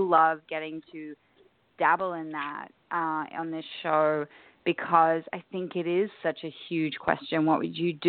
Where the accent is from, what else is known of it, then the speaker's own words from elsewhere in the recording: Australia; I'm obviously Australian